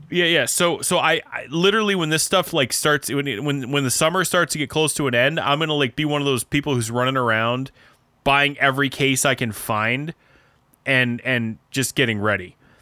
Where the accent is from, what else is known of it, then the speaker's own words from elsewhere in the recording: Midwest, United States; accent: Midwestern American; now in New York City, United States; I have an American accent, just a Midwestern American accent.